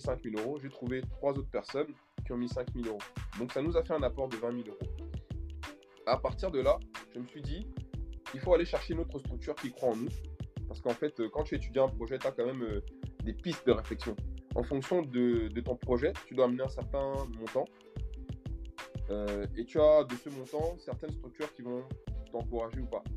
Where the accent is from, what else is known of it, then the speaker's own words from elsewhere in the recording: Cameroon; moved away as an adult; now in France; Je suis originaire du Cameroun. Je suis arrivé en France il y a à peu près 15 ans de cela. J'ai 35 ans